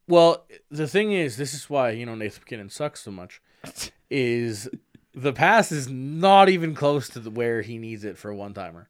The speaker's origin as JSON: {"language": "English", "country": "Canada", "said": "I'm Canadian"}